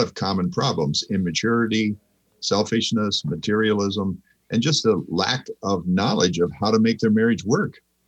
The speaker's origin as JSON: {"language": "English", "region": "Central California", "country": "United States", "tie": "born or raised there", "also_born_or_lived": "Argentina", "moved": "as an adult", "lives_now": "Arnold, Missouri, United States", "said": "I grew up in Central California, the part of California where all the vegetables come from, a couple hours from Yosemite"}